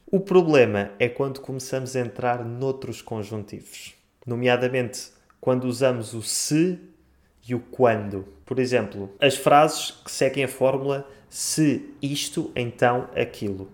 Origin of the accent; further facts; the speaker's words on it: Portugal; eu sou português, eu estou em Lisboa